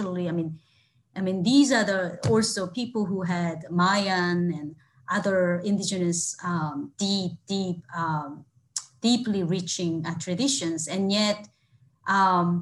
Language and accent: English; South Korea; now in Toronto, Canada; I grew up in Korea